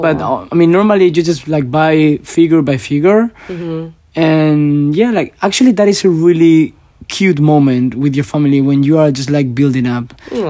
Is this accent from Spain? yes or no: yes; Spain; I'm from Spain.